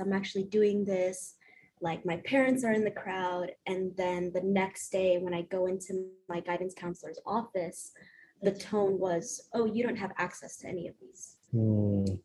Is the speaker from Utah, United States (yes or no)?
no; South Carolina, United States; born or raised there; also born or lived in Honduras